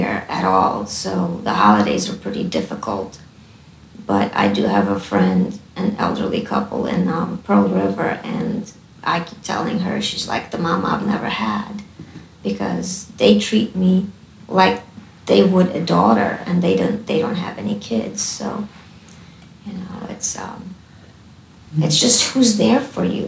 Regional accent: Poland; also born or lived in Pennsylvania; now in United States; I was born in Poland, and in Poland, families are really, really tight

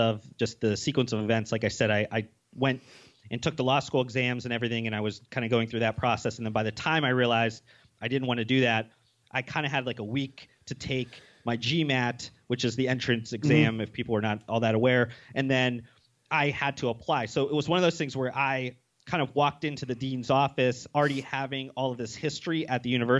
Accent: Ohio, United States; moved away as an adult; also born or lived in Las Vegas; I moved from Ohio to Las Vegas.

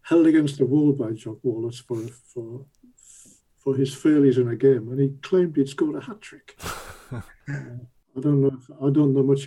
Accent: Sunderland, North East England, United Kingdom; also born or lived in Wimbledon; now in London, United Kingdom; my hometown team, Sunderland

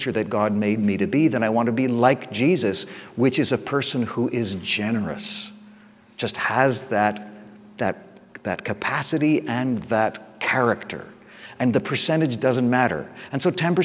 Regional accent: England, United Kingdom; I'm English, I'm so English.

